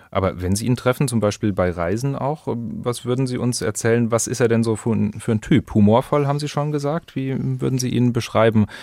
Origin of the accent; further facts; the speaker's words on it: Rome, Lazio, Italy; also born or lived in Munich, Germany; Und nach dem Krieg äh, bin ich dann in Rom geboren.